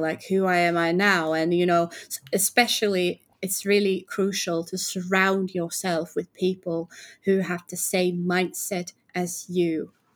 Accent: Finland; I'm from Finland

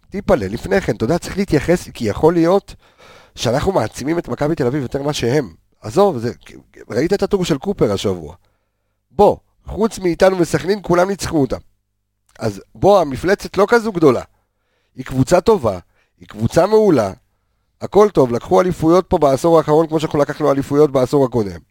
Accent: Haifa, Haifa District, Israel; אני כחיפאי, שהיה בן 19 באליפות של הפועל חיפה

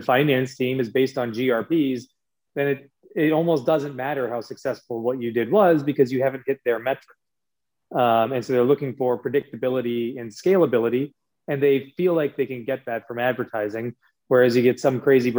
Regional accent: Des Moines, Iowa, United States; I'm from Des Moines, Iowa

